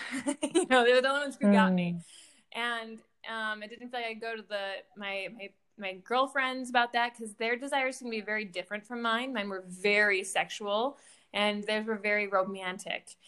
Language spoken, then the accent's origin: English; Michigan, United States; moved away as an adult; also born or lived in Boston, Massachusetts; I grew up in Michigan